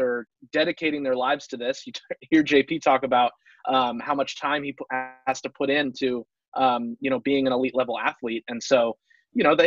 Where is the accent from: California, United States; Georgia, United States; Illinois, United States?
California, United States; Long Beach; growing up in Long Beach